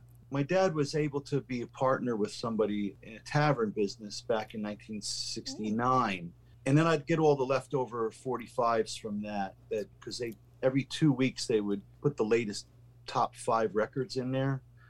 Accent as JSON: {"language": "English", "country": "Austria", "tie": "born there", "said": "my parents are Hungarian. They're immigrants from Hungary. And as a matter of fact, I was born in Austria"}